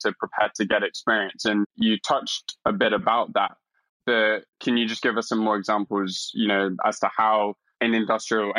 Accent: London, United Kingdom; now in San Francisco, United States; I'm from London

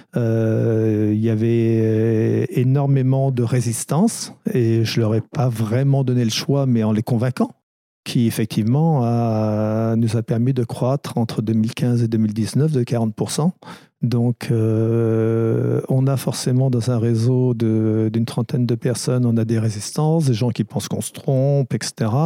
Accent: France; also born or lived in Bristol, England; Je suis arrivé en France à l'âge de, de 5 ans et demi

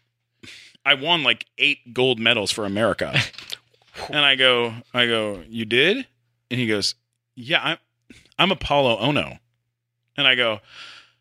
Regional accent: Canada; I'm a Canadian.

